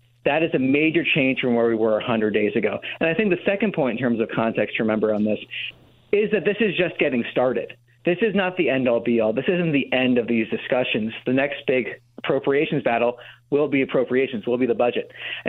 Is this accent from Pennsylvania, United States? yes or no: no; New Jersey, United States; now in Washington, D.C., United States; I'm from New Jersey, so I went up to New Jersey, went to my parents' house.